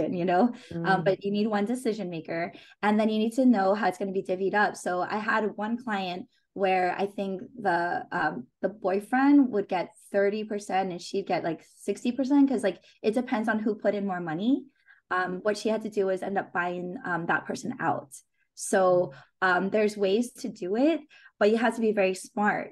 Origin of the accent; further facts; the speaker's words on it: Hawaii, United States; I grew up in Hawaii